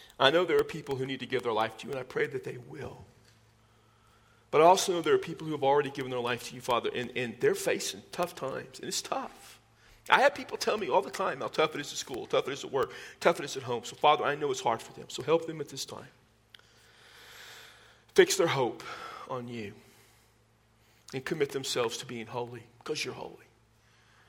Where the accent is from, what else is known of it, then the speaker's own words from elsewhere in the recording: United States; we as American Christians, where we've lived the last 200 years